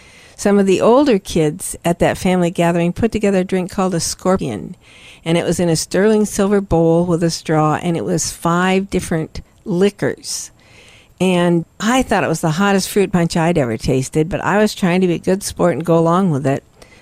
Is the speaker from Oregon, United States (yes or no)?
yes; Salem, Oregon, United States; I was born and raised in Salem, Oregon